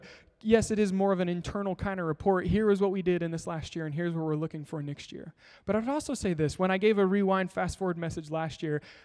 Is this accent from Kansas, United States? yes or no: yes; Kansas, United States; moved away; I'm from Kansas.